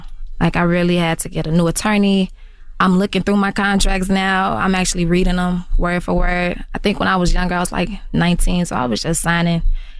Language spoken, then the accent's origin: English; Chicago, Illinois, United States; y'all know me. I've been making music for a long time. I'm from Chicago.